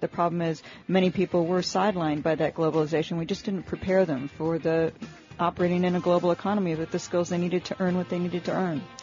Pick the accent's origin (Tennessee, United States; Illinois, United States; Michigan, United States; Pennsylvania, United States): Michigan, United States; Detroit; I'm from Detroit. I used to be an auto analyst. I grew up in the auto industry. It's like you know, oil in my blood. So you can take the girl out of Detroit. You can't take the Detroit out of the girl.